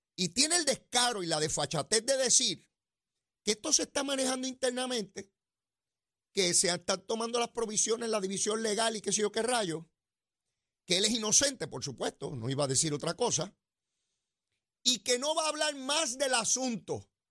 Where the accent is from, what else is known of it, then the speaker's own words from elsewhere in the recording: San Juan, Puerto Rico; yo soy de allí de Capetillo